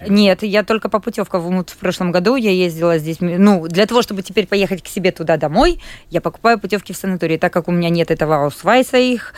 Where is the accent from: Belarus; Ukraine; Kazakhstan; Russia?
Ukraine; Kropyvnytskyi, Kirovohrad Oblast; moved away as an adult; now in Latvia; Я из города Крапивницкого, это центральная Украина, областной город